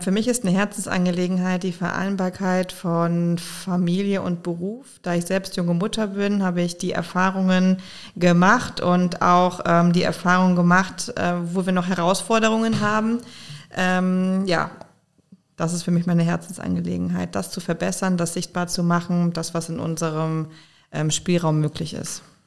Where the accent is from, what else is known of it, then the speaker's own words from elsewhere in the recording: Koblenz, Rhineland-Palatinate, Germany; also born or lived in Konstanz / Schwäbisch Hall / Mainz; Aber seitdem ich ungefähr drei bin, äh, lebe ich in Koblenz, habe sozusagen den Großteil meiner Kindheit und Jugend verbracht in Koblenz